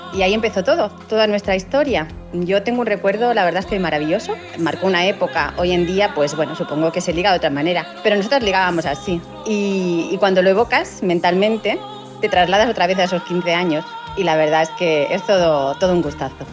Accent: Sabadell, Catalonia, Spain; soy de Sabadell

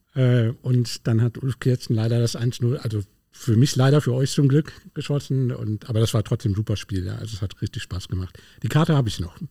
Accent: Berlin, Germany; moved away; Ich bin gebürtiger Berliner

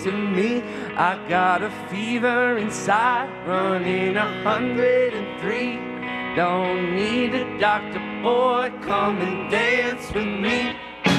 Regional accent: Joplin, Missouri, United States; We're from Joplin, Missouri

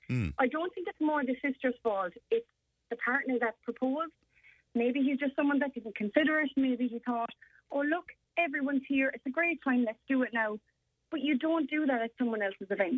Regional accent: Ireland; as an Irish nation

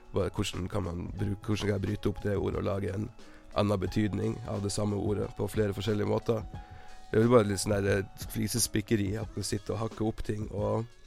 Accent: Tromsø, Troms, Norway; i Tromsø, der jeg er fra.

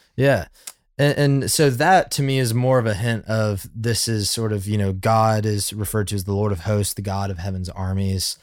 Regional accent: Birmingham, Alabama, United States; growing up in Birmingham, Alabama

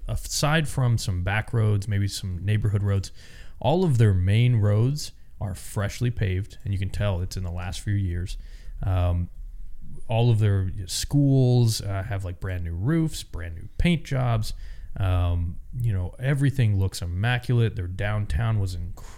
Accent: Florida, United States; moved away; also born or lived in Tennessee / Georgia; I'm from Florida, spent a little time in Tennessee, Georgia, and then I've just kind of traveled all over

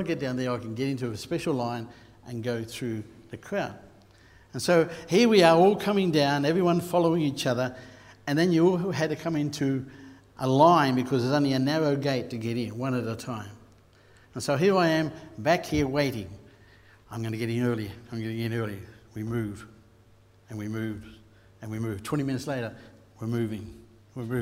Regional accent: Queensland, Australia; I'm a Queenslander

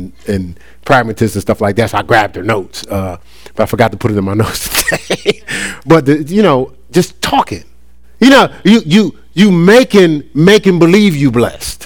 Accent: Newark, New Jersey, United States; moved away as an adult; also born or lived in Columbus, Ohio; now in Charlotte, United States; I'm from Newark, New Jersey

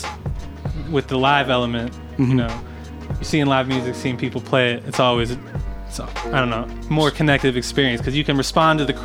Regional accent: Reston, Virginia, United States; also born or lived in Richmond, Virginia; now in Los Angeles, United States; I grew up in Reston, right outside D.C.

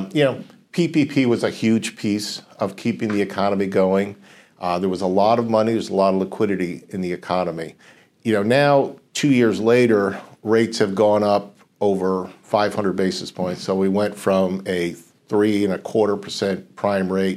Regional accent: New York, United States; now in Connecticut, United States; Originally, born and raised in New York, but that was a long time ago

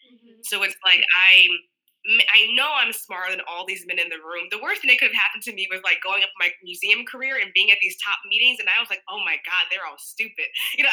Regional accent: Georgia, United States; And that's common in the South growing up. Like, I was born in Georg

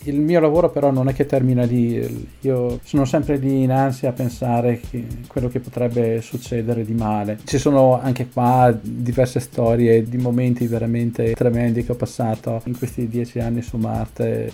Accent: Trento, Trentino-Alto Adige, Italy; moved away as an adult; now in Pasadena, United States; Sono partito da Trento nel 92. Ora dove vivi? Vicino a Pasadena, che è un sobborgo di Los Angeles, in California.

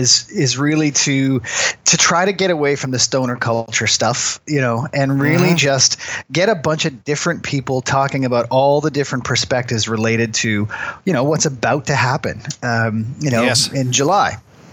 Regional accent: Newfoundland and Labrador, Canada; also born or lived in Germany; now in Halifax, Canada; No, I'm from Newfoundland, actually. I was okay. Born there, but military brat, so spent a lot of time moving around. I spent my teenage years living in Germany and then back to Canada in 1990

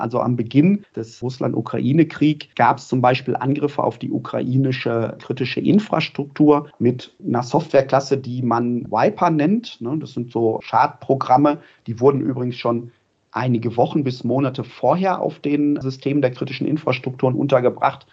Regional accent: Ruhr area, North Rhine-Westphalia, Germany; ich komme aus dem Ruhrpott

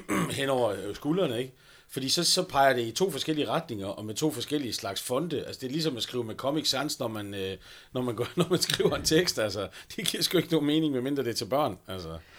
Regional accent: North Jutland, North Denmark Region, Denmark; jeg er nordjyde

